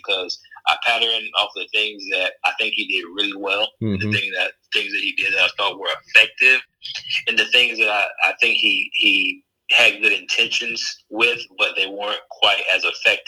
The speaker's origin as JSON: {"language": "English", "town": "Fayetteville", "region": "North Carolina", "country": "United States", "also_born_or_lived": "Durham, North Carolina / Broward County, Florida", "lives_now": "Charlotte, United States", "said": "I'm from Fayetteville, North Carolina"}